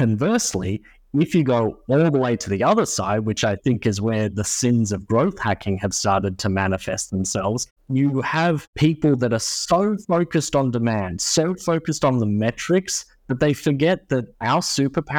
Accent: Australia; moved away as an adult; now in United States; my home country of Australia

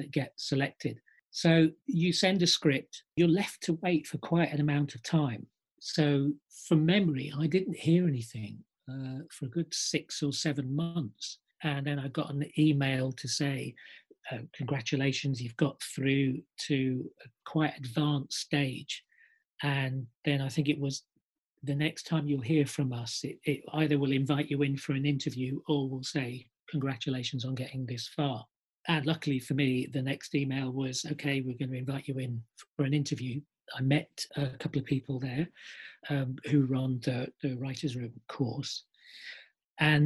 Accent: Iraq; moved away; I was actually born in the Middle East. I'm from Iraq. I lived here since the early 1970s.

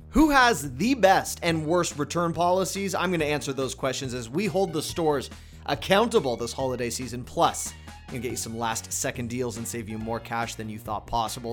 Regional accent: Canada; I'm Canadian

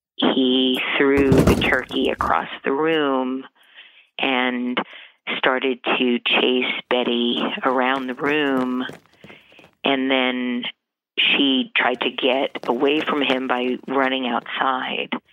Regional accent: New York City, New York, United States; also born or lived in Howard Beach, Queens; I'm a native New Yorker. I was born in Brooklyn in 1961

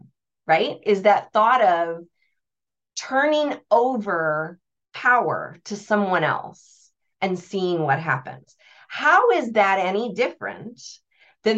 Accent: United States; I'm American

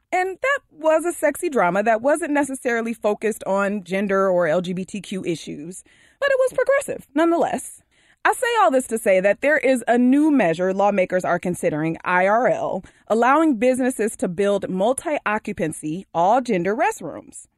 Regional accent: Michigan, United States; now in Chicago, United States; I'm from Michigan, so I grew up with that acronym

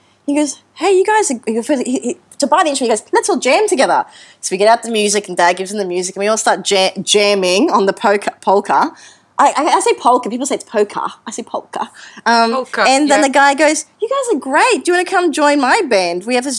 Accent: Brisbane, Queensland, Australia; in Queensland, Brisbane.

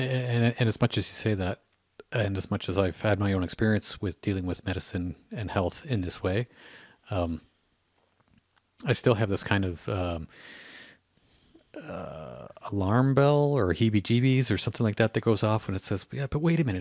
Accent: Canada; a Canadian

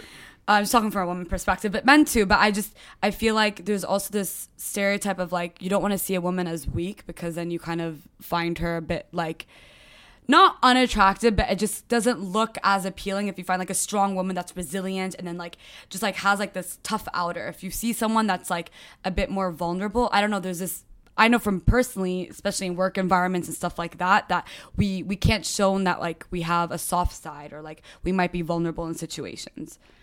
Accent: Dubai, United Arab Emirates; also born or lived in United States / Lebanon; I uh, grew up in Dubai

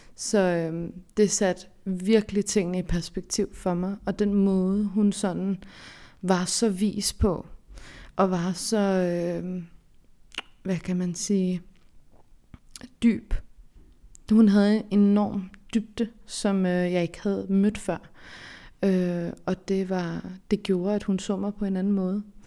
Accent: Denmark; så er jeg jo fra Danmark, kan man sige. Jeg øh, er opvokset her

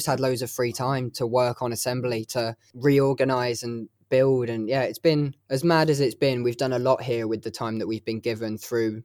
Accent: Hertfordshire, East of England, United Kingdom; moved away as an adult; now in Leeds, United Kingdom; I'm actually from Hertfordshire, which is, you know, just above London. I moved to Leeds for uni and then stuck to it like glue.

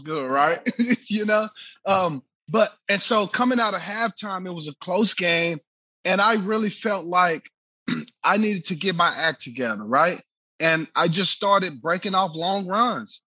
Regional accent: Waco, Texas, United States; Central Texas, Waco, where I grew up

